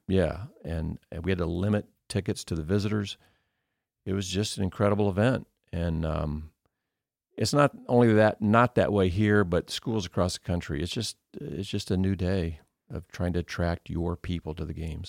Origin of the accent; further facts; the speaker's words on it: Indiana, United States; moved away as an adult; now in Cedarville, United States; I grew up in Indiana, which is just basketball